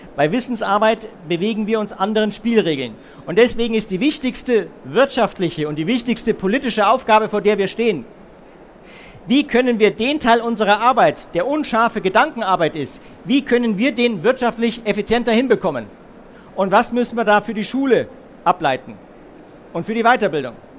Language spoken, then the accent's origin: German; Munich, Bavaria, Germany; Bei uns in München